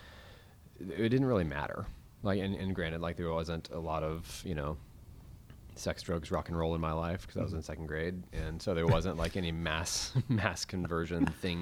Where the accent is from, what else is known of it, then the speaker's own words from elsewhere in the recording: Weatherford, Texas, United States; also born or lived in Fort Worth, Texas; I was born in Fort Worth. My family was living in Graham, and the day that I was born, my dad actually got a job as a physical therapist in Weatherford, and so all of my memories growing up are from about half an hour outside of Fort Worth